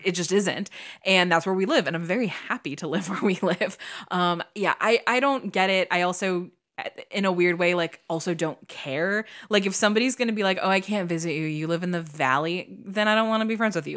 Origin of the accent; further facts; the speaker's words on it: Midwest, United States; moved away as an adult; now in California, United States; I was a kid from the Midwest